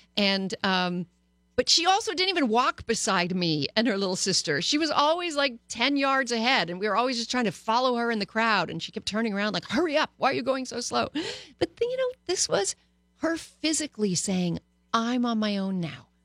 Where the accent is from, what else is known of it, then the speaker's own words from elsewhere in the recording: Canada; moved away; also born or lived in Paris, France; I was born and bred in Canada